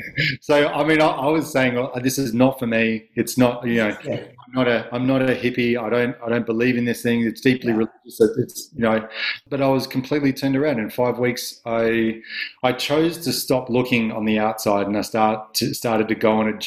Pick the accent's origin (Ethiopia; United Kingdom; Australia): Australia; Adelaide, South Australia; I was from Adelaide. I had, you know, beautiful parents, and I went to nice schools, and I was very privileged, and I was very lucky to have that upbringing